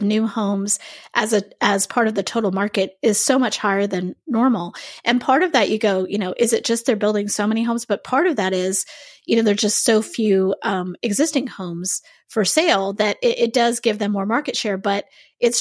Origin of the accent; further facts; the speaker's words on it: Vermont, United States; moved away; So originally, I'm from Vermont